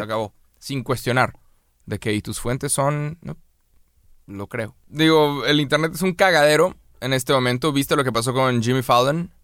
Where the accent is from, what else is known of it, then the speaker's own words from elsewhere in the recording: Mexico; A los mexicanos nos mamó Coco.